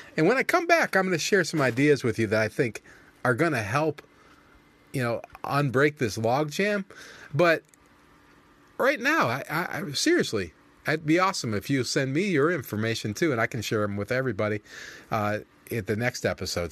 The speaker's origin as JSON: {"language": "English", "country": "United States", "said": "I'm an American, and I'm pro-America"}